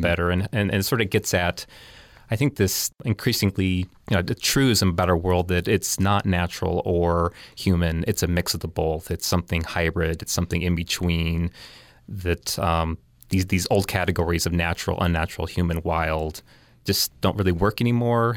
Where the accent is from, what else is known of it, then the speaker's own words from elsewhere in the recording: Provo, Utah, United States; also born or lived in California; now in New York, United States; I grew up in Provo